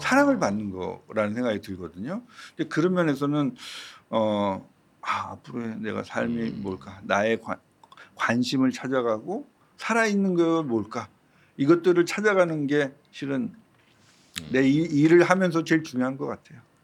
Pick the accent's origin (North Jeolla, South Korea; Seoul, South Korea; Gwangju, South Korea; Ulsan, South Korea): Seoul, South Korea; 제가 태어난 곳이 서대문구거든요. 음. 뭐 서대문구 안에서 계속 학교를 다니고 그랬다가